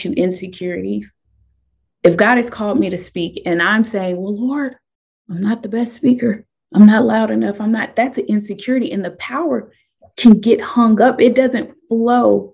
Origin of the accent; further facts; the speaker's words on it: Nebraska, United States; moved away as an adult; now in Southern United States; I moved here from Nebraska.